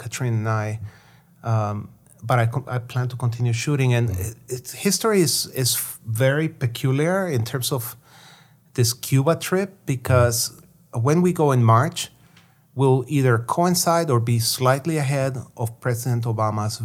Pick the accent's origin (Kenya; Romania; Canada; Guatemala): Guatemala; moved away; growing up in Guatemala, people were very cynical and sarcastic about anything that had to do with communism